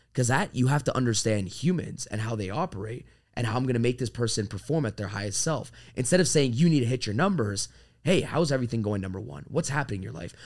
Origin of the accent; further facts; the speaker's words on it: Toronto, Ontario, Canada; moved away as an adult; also born or lived in Florida; now in Miami, United States; I'm from Toronto, Canada